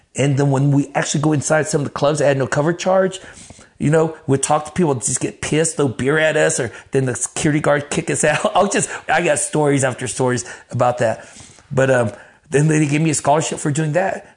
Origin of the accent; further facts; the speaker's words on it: Texas, United States; also born or lived in Grand Prairie, Texas / Dallas, Texas; I'm from Texas